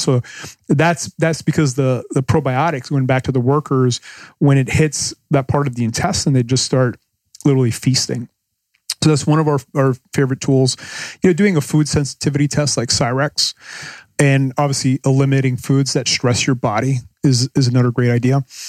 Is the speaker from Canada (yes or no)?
yes; Canada; moved away as an adult; now in Panama; I'm, I'm from Canada